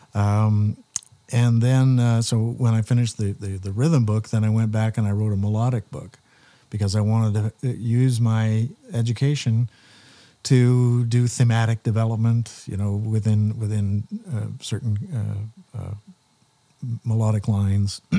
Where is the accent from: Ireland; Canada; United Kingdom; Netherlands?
Canada; Wallaceburg, Ontario; as a kid growing up in Wallaceburg